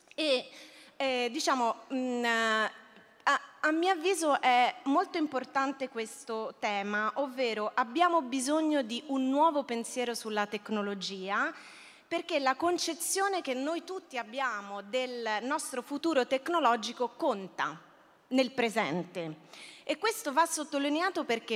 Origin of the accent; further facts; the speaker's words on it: Rome, Lazio, Italy; moved away; also born or lived in Barcelona; io sono romana